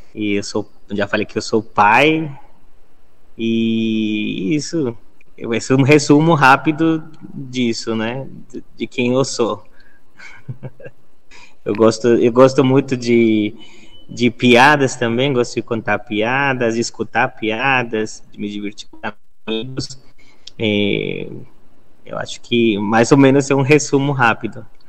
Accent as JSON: {"language": "Portuguese", "region": "Bogotá", "country": "Colombia", "tie": "born or raised there", "first_language": "Spanish", "second_language": "Portuguese", "moved": "as an adult", "lives_now": "Brazil", "said": "Eu sou colombiano. Eu nasci na cidade de Bogotá. E eu moro já há 13 anos aqui no Brasil"}